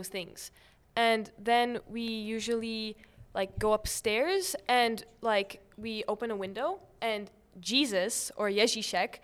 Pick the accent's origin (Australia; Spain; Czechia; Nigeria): Czechia; moved away; I'm in 7th grade and I'm from the Czech Republic.